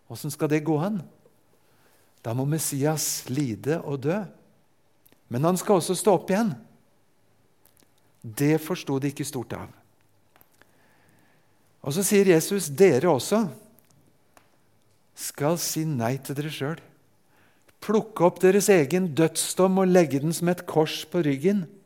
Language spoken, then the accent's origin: Norwegian; Japan; Jeg er født og vokst opp i Japan.